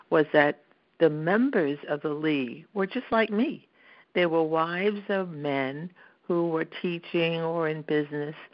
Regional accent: Brooklyn, New York, United States; moved away as an adult; now in Pittsburgh, United States; I am a Brooklyn native, and I moved here when I got married in 1968.

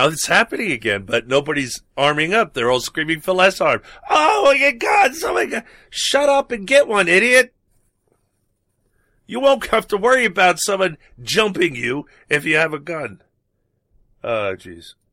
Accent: New York City, New York, United States; growing up in New York

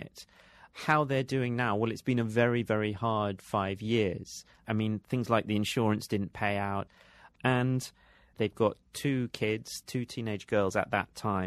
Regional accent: London, United Kingdom; as just a Londoner at that time

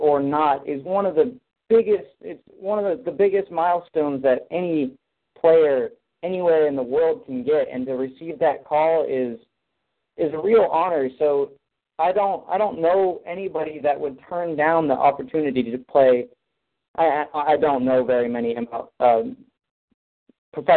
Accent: Kent, Washington, United States; my hometown of Kent, Washington

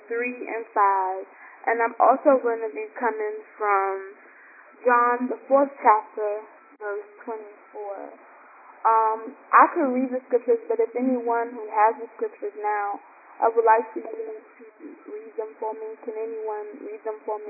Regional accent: New York City, New York, United States; now in Baltimore, United States; I'm calling from Baltimore, Maryland, but I'm originally from Brooklyn, New York

